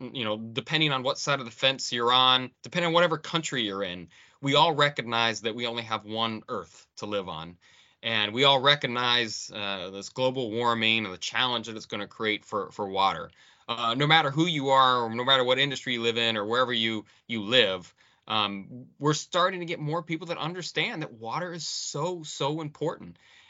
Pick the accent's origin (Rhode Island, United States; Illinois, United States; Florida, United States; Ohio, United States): Ohio, United States; Akron; So, I grew up in Akron, Ohio, playing a lot of basketball.